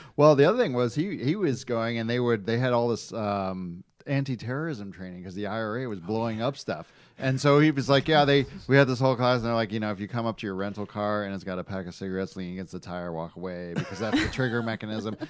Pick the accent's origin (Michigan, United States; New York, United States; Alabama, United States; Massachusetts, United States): Michigan, United States; I grew up in Michigan